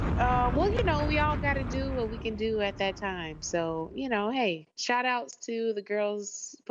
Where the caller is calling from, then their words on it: Doha, Qatar; I am calling from Doha, Qatar.